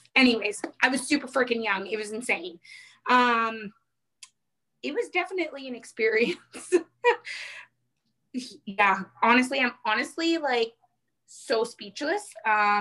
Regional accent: Mattawa, Ontario, Canada; moved away as an adult; now in Ottawa Valley, Canada; So I am originally from Mattawa, which is about 40 minutes before you hit North Bay

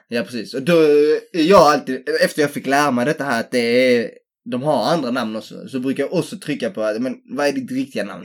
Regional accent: Helsingborg, Skåne, Sweden; jag är från Helsingborg

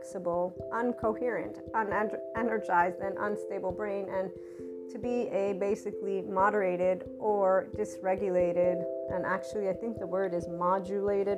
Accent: United States; as an American student

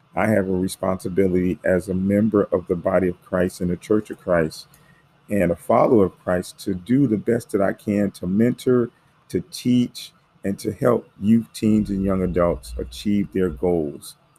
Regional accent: United States; I'm African American

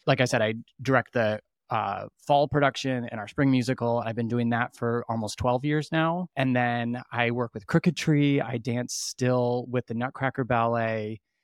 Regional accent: Petoskey, Michigan, United States; also born or lived in California / Chicago; I'm from Petoskey

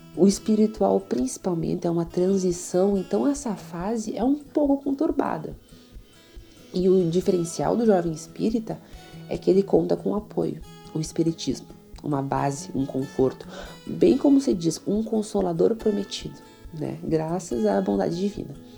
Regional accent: Itaqui, Rio Grande do Sul, Brazil; sou de Itaqui

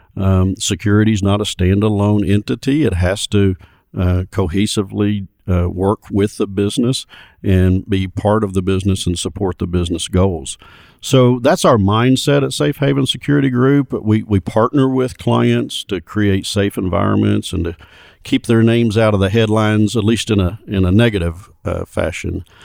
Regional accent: Little Rock, Arkansas, United States; I grew up in Little Rock

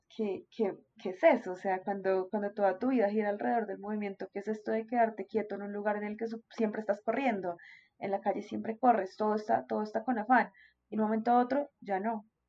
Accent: Colombia; como colombianos somos supremamente pasionales

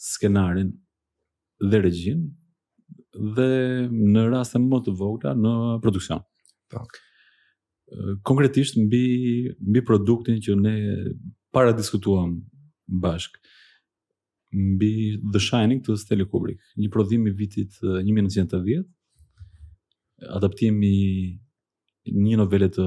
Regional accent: Athens, Attica, Greece; jam rritur në Athin, aty e kam kryer, dhe studimet e mesme dhe të larta

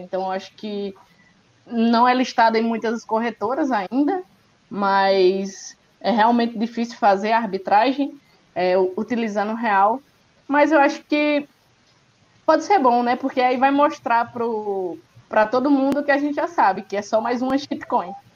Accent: Northeast Brazil, Brazil; eu que sou do Nordeste, do interior do Nordeste

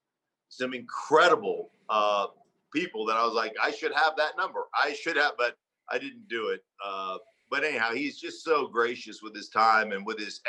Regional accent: Alaska, United States; moved away as an adult; also born or lived in Idaho; I grew up in Alaska

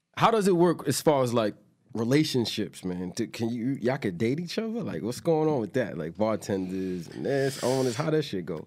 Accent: New York City, New York, United States; I'm from Queens, too

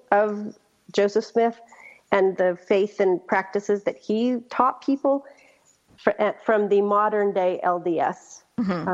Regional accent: Colonia LeBaron, Chihuahua, Mexico; I was born in Mexico as well, in the colony that was founded by a great-great-grandfather

